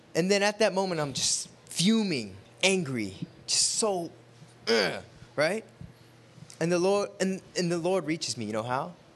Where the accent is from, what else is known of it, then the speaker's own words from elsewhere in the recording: United States; we're American when we wear tennis shoes